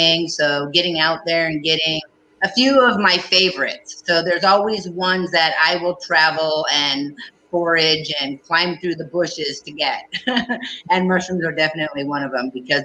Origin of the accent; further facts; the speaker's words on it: Prince of Wales Island, Alaska, United States; moved away as an adult; also born or lived in Saxman, Alaska; I grew up in the Haida village with the Kaigani people on Prince of Wales Island